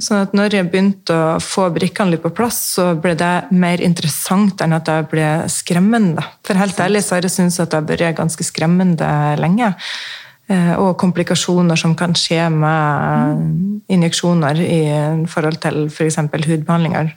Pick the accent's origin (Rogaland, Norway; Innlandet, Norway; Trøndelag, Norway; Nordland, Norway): Nordland, Norway; Mosjøen; also born or lived in Sweden / Østfold; now in Fredrikstad, Norway; Jeg er fra Mosjøen opprinnelig, oppe i Nord-Norge